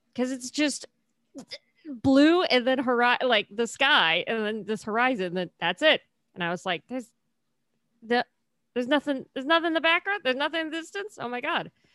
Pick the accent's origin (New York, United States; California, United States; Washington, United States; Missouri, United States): California, United States; also born or lived in Cincinnati, Ohio; I moved to California when I was very young